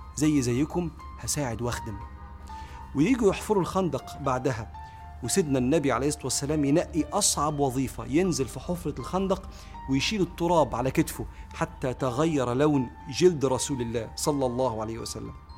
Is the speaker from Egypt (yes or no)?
yes; Egypt; واحنا كمصريين